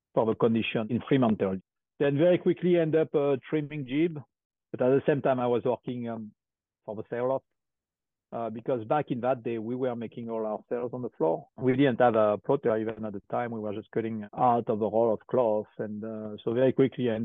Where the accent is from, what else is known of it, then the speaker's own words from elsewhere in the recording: Marseille, Provence-Alpes-Côte d'Azur, France; I grew up in Marseille, south of France. It's a little bit like the south in America, huge accent.